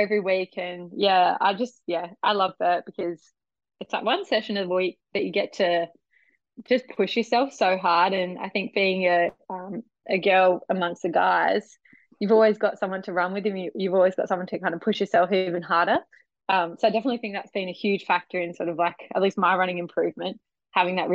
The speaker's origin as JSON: {"language": "English", "town": "Adelaide", "region": "South Australia", "country": "Australia", "tie": "born or raised there", "moved": "as an adult", "lives_now": "Brisbane, Australia", "said": "I was born in Adelaide. Born and bred in Adelaide. Moved to Brisbane in 2018."}